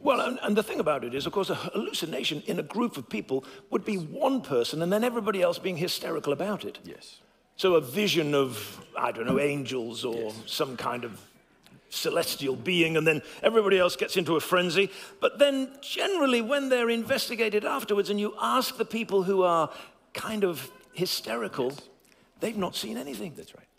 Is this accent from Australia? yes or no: no; England, United Kingdom; my voice may become a little bit posher as an Englishman